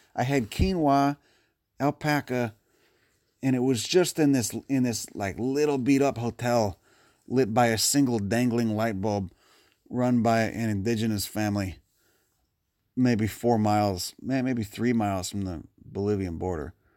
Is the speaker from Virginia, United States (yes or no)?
no; Chicago, Illinois, United States; growing up in Chicago